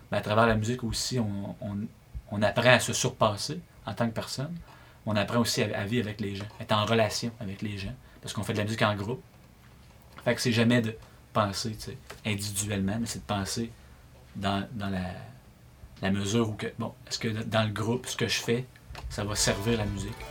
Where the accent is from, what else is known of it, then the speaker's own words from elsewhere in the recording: Saint-Apollinaire, Quebec, Canada; born there; Je suis né à Saint-Apollinaire, sur la rive sud.